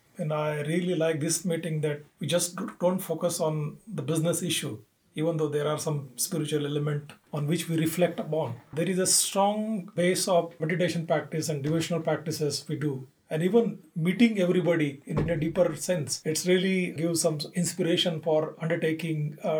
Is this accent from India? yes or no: yes; India; As Indian, we always love doing cultural things and singing song or dancing or doing devotional things.